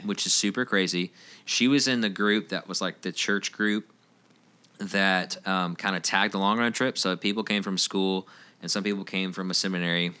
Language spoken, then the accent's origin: English; Roswell, Georgia, United States; I grew up in Roswell, downtown Roswell area